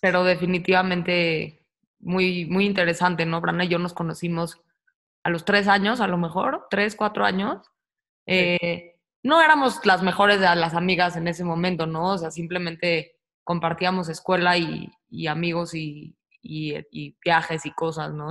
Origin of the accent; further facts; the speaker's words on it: Mexico City, Mexico; moved away as an adult; also born or lived in Australia; yo también nací en la Ciudad de México